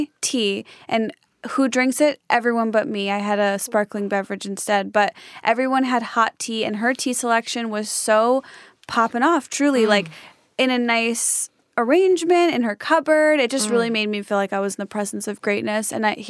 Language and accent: English; a suburb of Chicago, Illinois, United States; I'm from Illinois. Okay. A suburb of Chicago.